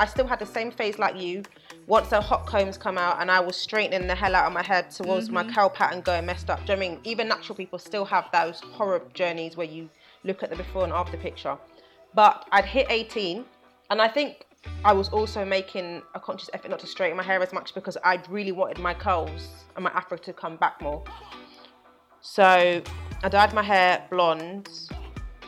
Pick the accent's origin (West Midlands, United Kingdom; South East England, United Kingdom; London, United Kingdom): London, United Kingdom; I'm born and raised in London